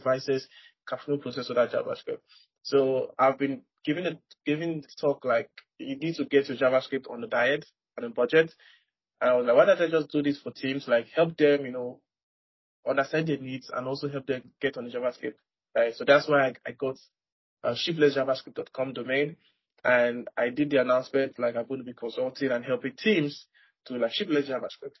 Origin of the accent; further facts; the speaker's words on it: Nigeria; I am from Nigeria